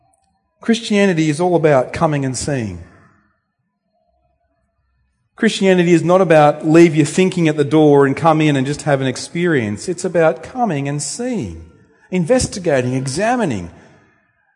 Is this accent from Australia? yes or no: yes; Temora, New South Wales, Australia; also born or lived in Luanshya, Zambia; now in Bendigo, Australia; I grew up at Temora. Well, where's that? It's north of Wagga Wagga.